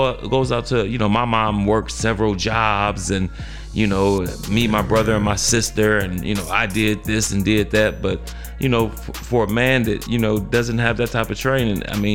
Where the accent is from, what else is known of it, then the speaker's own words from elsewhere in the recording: Midwest, United States; we grew up in the Midwest